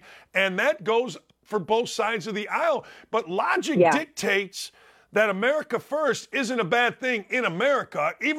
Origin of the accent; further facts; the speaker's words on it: Gary, Indiana, United States; I grew up in Gary, Indiana, murder capital of the United States